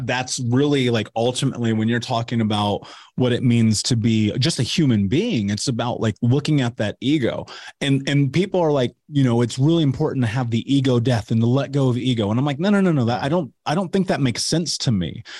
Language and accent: English; Indianapolis, Indiana, United States; I grew up in Indianapolis